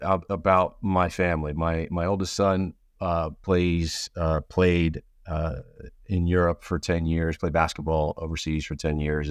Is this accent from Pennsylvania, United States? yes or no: yes; outside of Philadelphia, Pennsylvania, United States; I grew up outside of Philadelphia